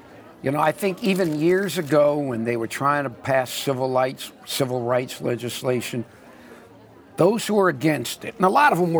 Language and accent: English; Miami Beach, Florida, United States; I grew up in Miami Beach. Miami Beach is like a string of islands. It runs north to south in little villages.